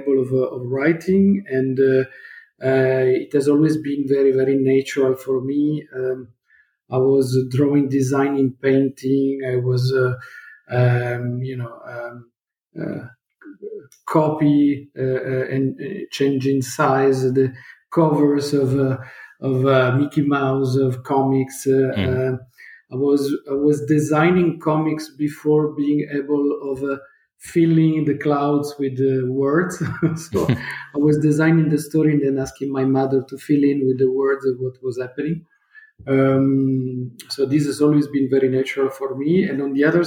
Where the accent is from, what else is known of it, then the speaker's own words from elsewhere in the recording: Turin, Piedmont, Italy; I was born in Italy. I'm Italian, in Torino